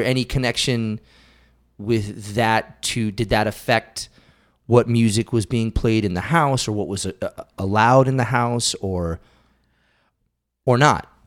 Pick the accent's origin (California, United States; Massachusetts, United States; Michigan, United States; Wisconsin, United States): Massachusetts, United States; Western; I grew up in Western Massachusetts.